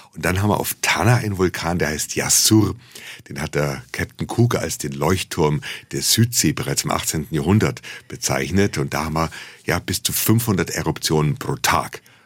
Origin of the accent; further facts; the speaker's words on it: Munich, Bavaria, Germany; als Bayer oder als Münchner